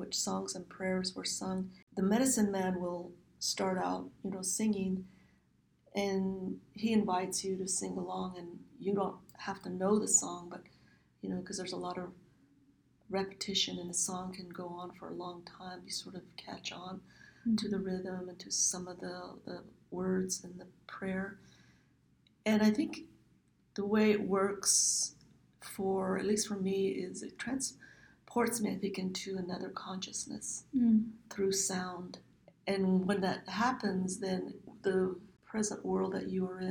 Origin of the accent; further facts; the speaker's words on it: Navajo Nation, United States; first language Navajo; English is a second language; moved away as an adult; now in Phoenix, United States; Back home on the Navajo Nation homeland, you don't see walls around homes